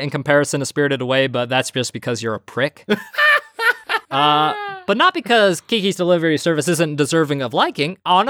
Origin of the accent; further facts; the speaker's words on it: United States; we're American.